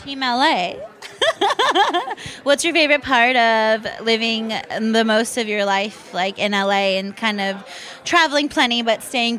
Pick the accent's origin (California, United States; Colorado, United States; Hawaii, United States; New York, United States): California, United States; Los Angeles; I grew up in Van Nuys.